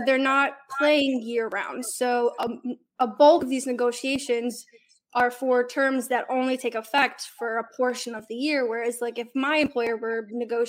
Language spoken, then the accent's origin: English; Detroit, Michigan, United States; moved away as an adult; now in Nashville, United States; I'm from Detroit